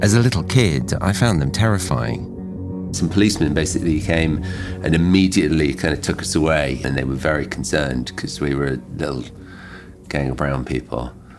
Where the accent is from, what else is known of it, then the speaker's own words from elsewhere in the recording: Essex, East of England, United Kingdom; I came to find myself a child in Essex rather than Kashmir